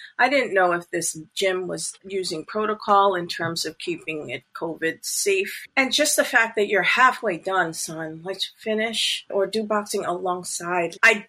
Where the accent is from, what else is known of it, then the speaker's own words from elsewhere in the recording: Canada; My children are dual citizenship as well, since I'm